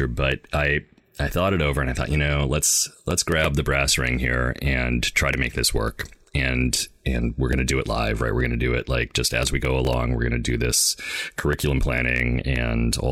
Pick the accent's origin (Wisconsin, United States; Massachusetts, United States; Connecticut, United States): Wisconsin, United States; now in Seattle, United States; I grew up in Wisconsin. I grew up in Wisconsin, actually, the home of TSR